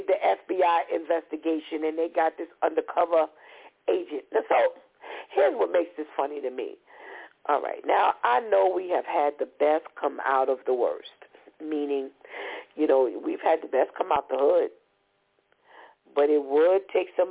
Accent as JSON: {"language": "English", "town": "New York City", "region": "New York", "country": "United States", "said": "I'm from the Bronx"}